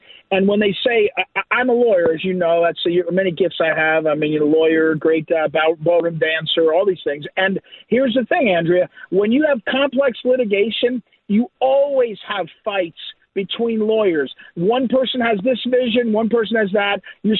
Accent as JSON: {"language": "English", "region": "New Jersey", "country": "United States", "tie": "born or raised there", "said": "I grew up in New Jersey"}